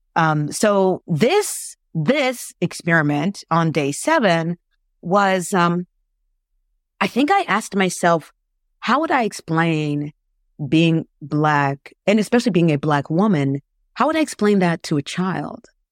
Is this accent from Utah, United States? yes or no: no; Florida, United States; moved away as an adult; also born or lived in South Korea; now in Canada; I'm originally from the States. I'm from Florida. And, you know, growing up in the States